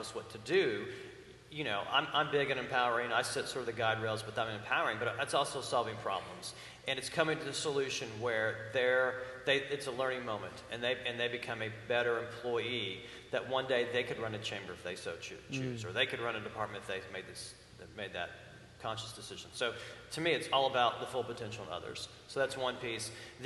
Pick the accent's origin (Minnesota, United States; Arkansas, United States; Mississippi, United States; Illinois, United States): Arkansas, United States; Fort Smith; now in Williamson County, United States; I grew up in Fort Smith, Arkansas